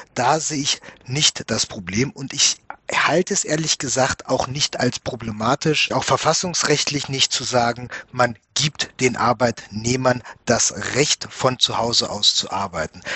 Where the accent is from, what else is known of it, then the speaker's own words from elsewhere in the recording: Germany; bei uns in Deutschland